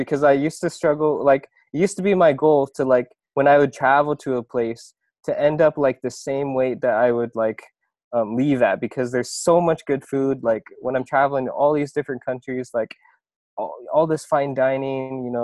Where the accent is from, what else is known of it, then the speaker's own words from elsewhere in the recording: Iowa, United States; moved away as an adult; also born or lived in Busan, South Korea; now in South Korea; I was born in Busan, South Korea, and then at the age of like 3 months, I was adopted by my parents in Iowa. Pretty much grew up there, lived there my whole life.